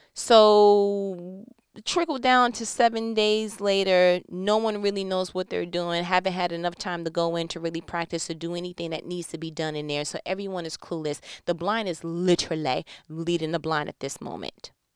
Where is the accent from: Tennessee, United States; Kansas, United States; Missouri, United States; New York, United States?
New York, United States; I was born and bred in New York